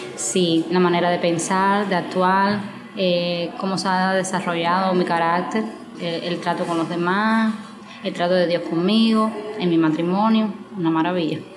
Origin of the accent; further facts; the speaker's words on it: Santa Clara, Villa Clara, Cuba; soy de aquí de Santa Clara